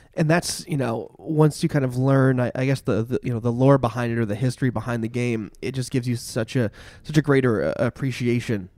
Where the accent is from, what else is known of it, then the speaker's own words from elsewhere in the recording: Barre, Vermont, United States; I'm from Barrie